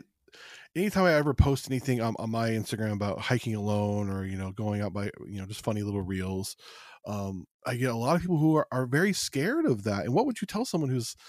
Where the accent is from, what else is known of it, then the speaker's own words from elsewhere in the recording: Las Vegas, Nevada, United States; also born or lived in California; I'm a city kid. I grew up outside of Los Angeles and then in Las Vegas.